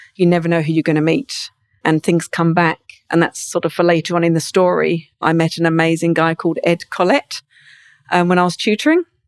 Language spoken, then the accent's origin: English; Brighton, South East England, United Kingdom; moved away; There's some in Brighton where I'm from.